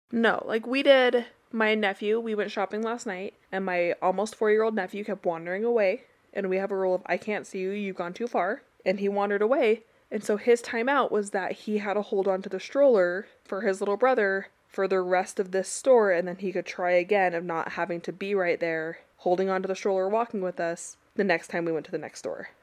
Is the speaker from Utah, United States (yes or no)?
yes; Utah, United States; growing up in Utah